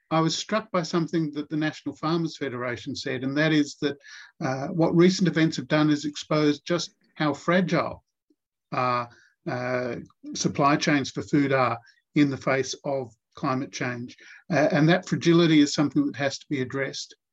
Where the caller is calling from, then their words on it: Australian Capital Territory, Australia; I'm joining you from Ngunnawal and Ngambri land.